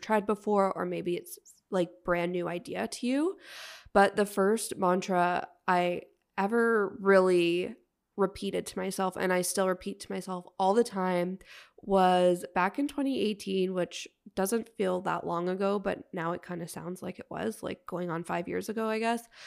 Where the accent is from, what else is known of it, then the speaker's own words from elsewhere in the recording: outside of Toronto, Ontario, Canada; the little white town I grew up